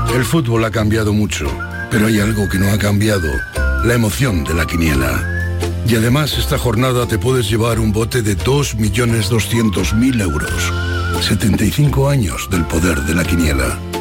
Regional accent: Torredonjimeno, Andalusia, Spain; moved away; mi pueblo

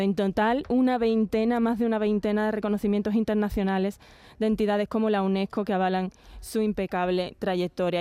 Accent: Jerez de la Frontera, Andalusia, Spain; Los dos somos de Jerez, del gremio

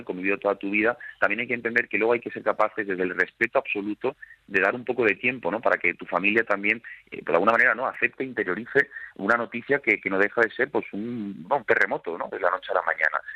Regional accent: Seville, Andalusia, Spain; also born or lived in Málaga; now in Madrid, Spain; Yo soy sevillano viviendo en Madrid

